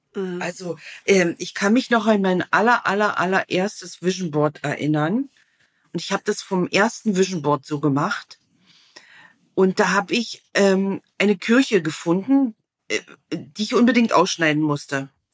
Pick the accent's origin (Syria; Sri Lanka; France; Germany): Germany; East Germany; ich bin in einem Land groß geworden, da musste man wählen